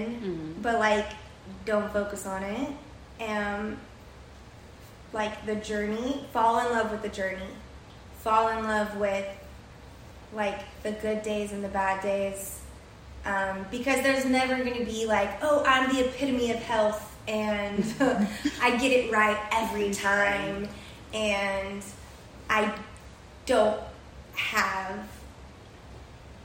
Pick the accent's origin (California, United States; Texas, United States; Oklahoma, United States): Texas, United States; San Antonio; moved away as an adult; now in Miami, United States; I am from San Antonio, Texas